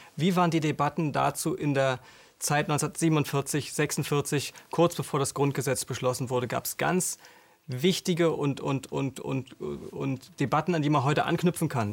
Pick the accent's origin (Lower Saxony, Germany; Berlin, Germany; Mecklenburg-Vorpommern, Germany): Mecklenburg-Vorpommern, Germany; bei uns in Mecklenburg